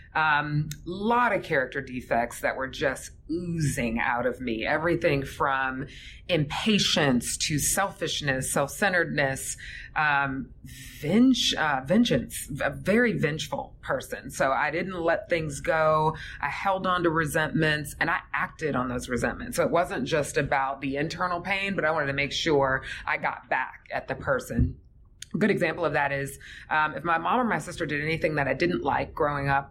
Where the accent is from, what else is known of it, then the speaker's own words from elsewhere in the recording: Fayetteville, Georgia, United States; Grew up in a little place called Fayetteville, which is a suburb south of the city.